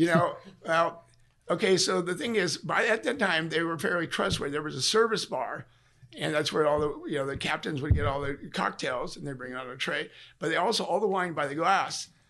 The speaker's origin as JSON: {"language": "English", "town": "Sacramento", "region": "California", "country": "United States", "tie": "born or raised there", "moved": "yes", "lives_now": "Washington, United States", "said": "I'm a native California. I'm from Sacramento"}